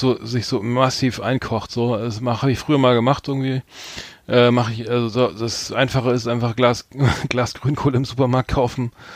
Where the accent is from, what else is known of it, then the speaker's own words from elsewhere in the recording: Bremen, Germany; hier als Norddeutscher, äh, wir beide sind ja gebürtige Bremer